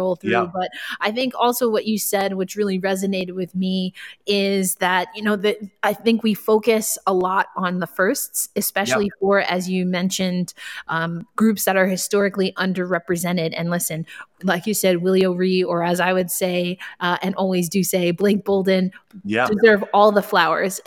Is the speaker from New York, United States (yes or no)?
yes; New York, United States; moved away; I'm from New York, not from Brooklyn, but I'm from New York